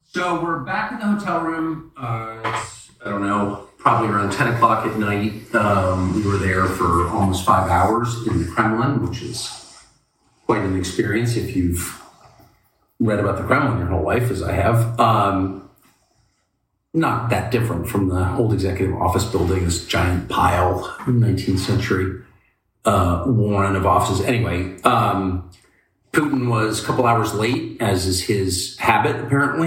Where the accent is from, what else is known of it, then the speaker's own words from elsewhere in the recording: La Jolla, California, United States; I'm from La Jolla, California